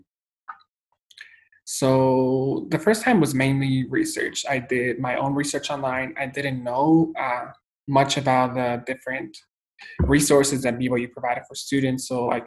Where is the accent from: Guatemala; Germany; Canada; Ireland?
Guatemala; moved away as an adult; also born or lived in El Salvador / Taipei, Taiwan; now in United States; I'm from Guatemala, Central America, born and raised.